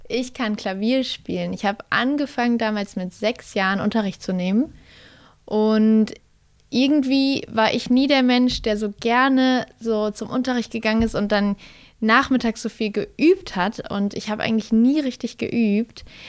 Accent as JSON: {"language": "German", "town": "Kassel", "region": "Hesse", "country": "Germany", "tie": "born or raised there", "moved": "yes", "lives_now": "Berlin, Germany", "said": "Kassel ist einfach da, wo ich aufgewachsen bin und Berlin ähm, da, wo ich jetzt gerade lebe"}